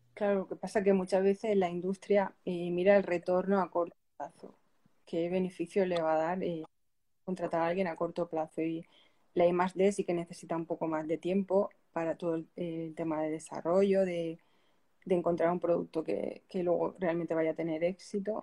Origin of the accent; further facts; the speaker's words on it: Pilar de la Horadada, Valencian Community, Spain; also born or lived in Loja, Ecuador; mi pueblo, yo soy de, Pilar de la Horadada